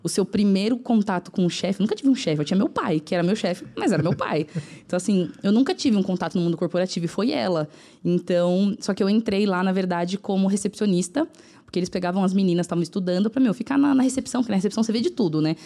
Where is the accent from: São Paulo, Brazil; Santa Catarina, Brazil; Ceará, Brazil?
São Paulo, Brazil; onde eu moro ainda, é. que é no Cangaíba, na zona leste de São Paulo